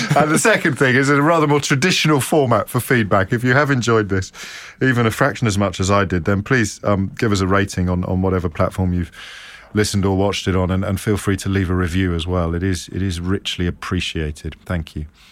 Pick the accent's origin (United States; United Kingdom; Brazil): United Kingdom; Midlands; growing up in the Midlands in the seventies